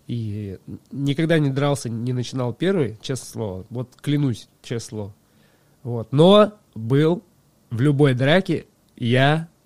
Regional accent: Shula, Krasnoyarsk Krai, Russia; born there; Э, да, село Шула. Шула.

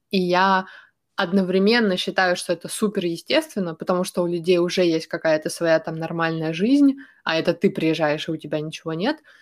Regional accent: Ukraine; moved away; also born or lived in Sweden; я из Украины, из э, довольно большого города

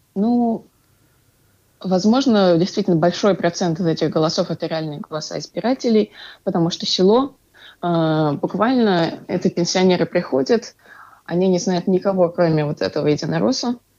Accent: Ufa, Bashkortostan, Russia; я из Уфы

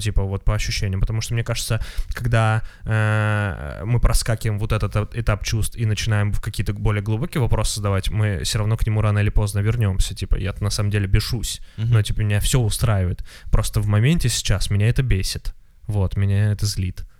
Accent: Moscow, Russia; я москвич

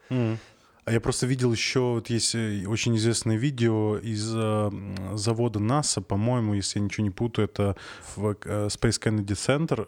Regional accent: Arkhangelsk Oblast, Russia; Я просто сам из Архангельской области

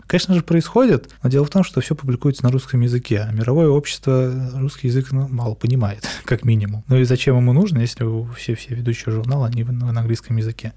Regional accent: Russia; я был один из России

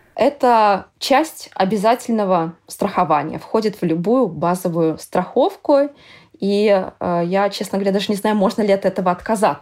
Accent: Russia; moved away as an adult; now in Amsterdam, Netherlands; я из России

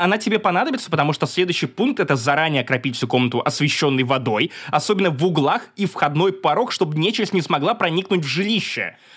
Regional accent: Perm, Perm Krai, Russia; пермяк в третьем поколении

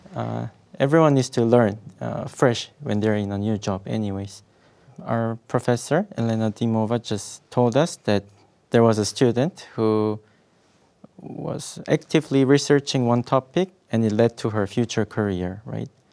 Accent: South Korea; moved away as an adult; now in Russia; I'm originally from South Korea

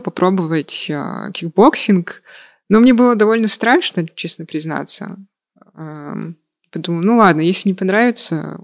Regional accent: Yakutia, Sakha Republic, Russia; now in Moscow, Russia; я с Якутии.

